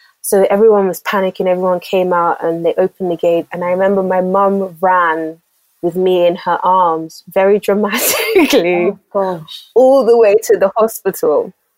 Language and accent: English; Lagos, Nigeria; I was born in Lagos, Nigeria. I was actually born in North Balande, to be specific. I grew up, my formative years, I grew up in Apapa, GRA.